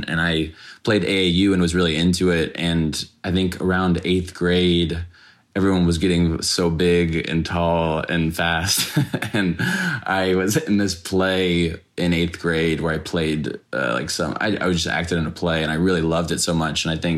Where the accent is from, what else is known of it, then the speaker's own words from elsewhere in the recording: Dallas, Texas, United States; I grew up in Dallas